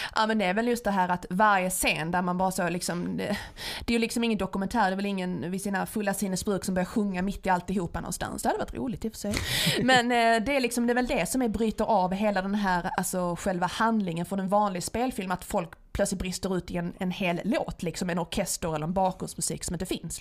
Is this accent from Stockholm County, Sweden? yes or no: no; Skåne, Sweden; accent: Scanian (skånska); jag pratar skånska när jag pratar svenska